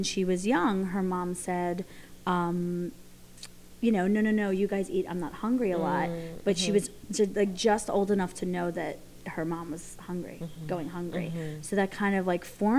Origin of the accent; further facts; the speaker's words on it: Philadelphia, Pennsylvania, United States; accent: Philly; my Philly accent